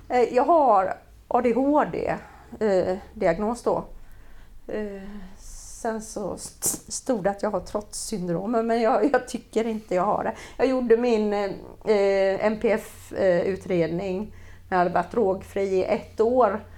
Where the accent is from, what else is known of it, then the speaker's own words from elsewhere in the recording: Jönköping, Jönköping County, Sweden; vi växte upp på Öxnehaga